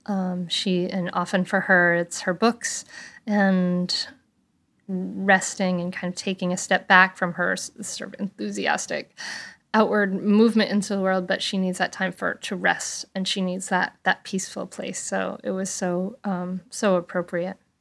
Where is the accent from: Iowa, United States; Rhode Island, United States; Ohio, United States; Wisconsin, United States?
Rhode Island, United States; Bristol; I grew up with in Bristol, Rhode Island